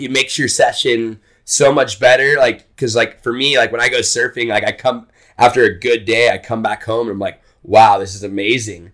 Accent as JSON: {"language": "English", "region": "Texas", "country": "United States", "also_born_or_lived": "Hawaii", "moved": "as an adult", "said": "I'm from Texas"}